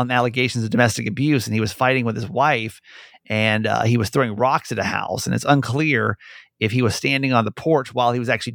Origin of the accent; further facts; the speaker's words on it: Georgia, United States; moved away; I'm from Georgia originally